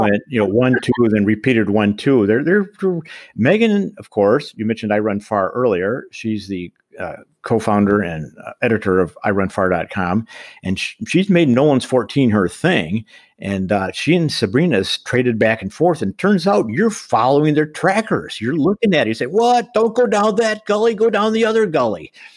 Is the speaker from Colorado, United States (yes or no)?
yes; Boulder, Colorado, United States; also born or lived in Michigan; my hometown, of course, is Boulder. It still is.